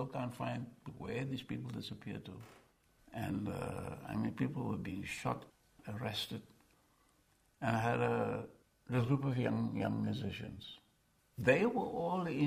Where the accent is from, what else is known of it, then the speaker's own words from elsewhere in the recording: Cape Town, Western Cape, South Africa; moved away as an adult; also born or lived in New York; I'm from South Africa